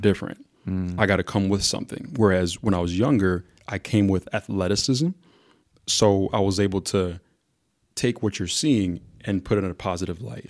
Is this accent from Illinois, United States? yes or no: yes; Mount Prospect, Illinois, United States; also born or lived in Zambia; growing up in Mount Prospect